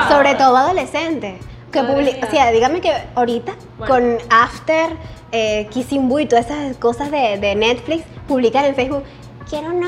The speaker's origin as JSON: {"language": "Spanish", "country": "Venezuela", "said": "Y eso pasa mucho con nosotros los venezolanos. Bueno, digo nosotros porque somos venezolanos."}